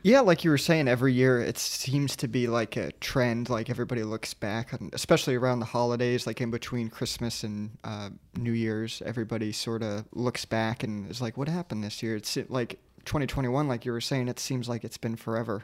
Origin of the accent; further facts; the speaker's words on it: Sarasota, Florida, United States; moved away; I come from Sierra, Sarasota, and at C S T Key Beach